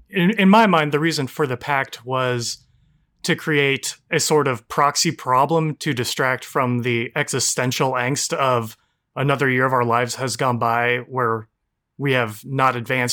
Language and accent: English; Orange County, California, United States; I'm from Orange County, California.